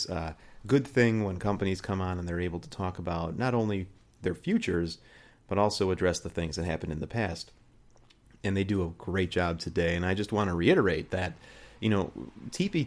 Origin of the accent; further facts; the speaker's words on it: Illinois, United States; here in Illinois, you know, there are, and specifically my hometown